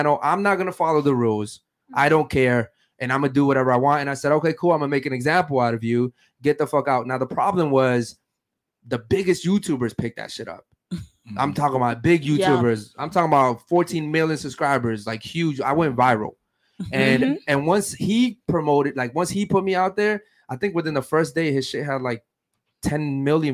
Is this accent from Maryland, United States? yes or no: yes; Baltimore, Maryland, United States; I'm from Baltimore, Maryland, the fucking streets